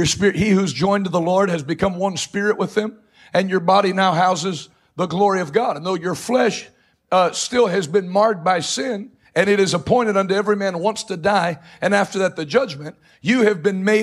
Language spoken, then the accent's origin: English; East Coast, United States; I'm from the East Coast, so we're straight to the point